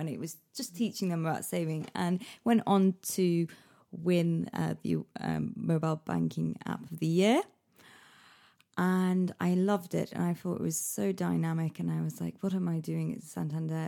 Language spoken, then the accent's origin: English; Manchester, North West England, United Kingdom; moved away as an adult; also born or lived in Liverpool; now in London, United Kingdom; I was born in Manchester. Um, I left there when I was eighteen to go to university in Liverpool